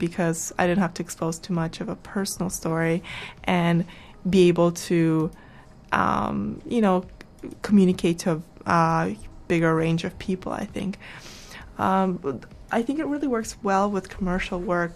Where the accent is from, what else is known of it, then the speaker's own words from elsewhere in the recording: Canada; also born or lived in Kazakhstan / Vancouver; being in Canada and having that Canadian, you know, being raised in Canada